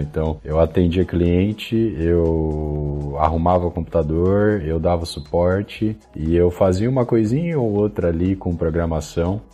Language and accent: Portuguese; Mairinque, São Paulo, Brazil; moved away as an adult; now in Montevideo, Uruguay; eu morava na cidade de Mairinque, no interior de São Paulo